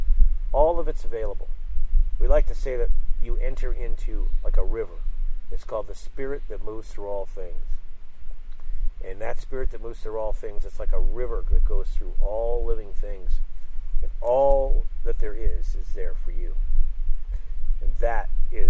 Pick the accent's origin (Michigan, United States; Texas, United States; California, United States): California, United States; Sunnyvale; I grew up in Sunnyvale